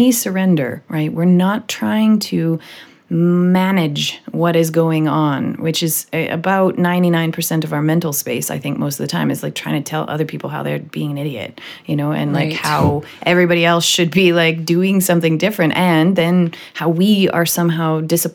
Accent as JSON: {"language": "English", "town": "Vancouver", "region": "British Columbia", "country": "Canada", "also_born_or_lived": "Miami, United States", "said": "I'm from Vancouver, you know, it's up by Seattle"}